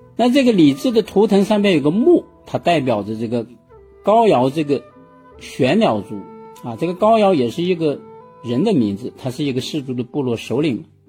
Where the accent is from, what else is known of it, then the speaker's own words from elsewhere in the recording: China; 我们中国人